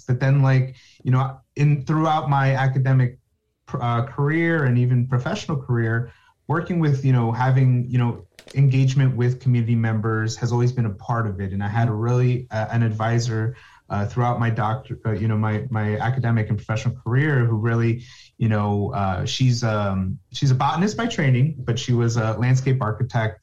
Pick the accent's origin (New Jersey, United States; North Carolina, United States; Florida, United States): New Jersey, United States; I'm from New Jersey, born in New Jersey, raised, college, everything in New Jersey